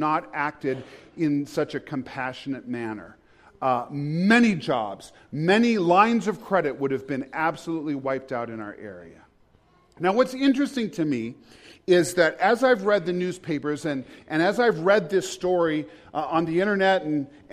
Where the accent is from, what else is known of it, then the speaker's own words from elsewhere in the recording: United States; as an American I live with every day